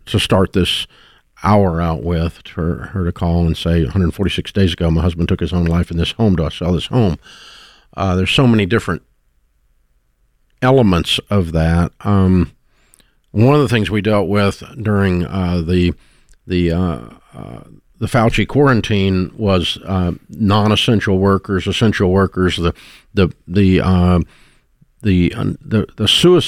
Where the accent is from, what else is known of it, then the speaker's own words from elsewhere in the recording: Nashville, Tennessee, United States; I grew up in Nashville my whole life